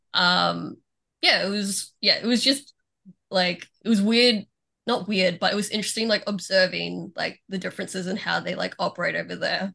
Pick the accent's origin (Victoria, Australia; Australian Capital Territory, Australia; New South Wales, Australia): Victoria, Australia; Melbourne